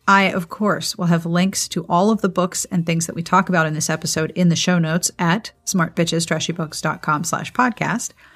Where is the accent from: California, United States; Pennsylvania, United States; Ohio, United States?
Pennsylvania, United States; Pittsburgh; now in South Carolina, United States; I grew up in Pittsburgh